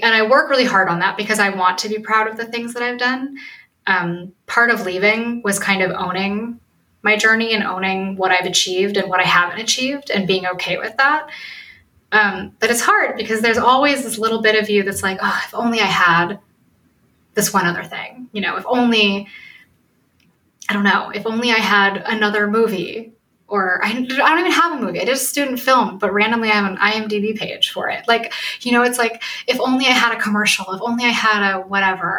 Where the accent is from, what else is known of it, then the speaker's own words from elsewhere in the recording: Oak Park, United States; I grew up in Oak Park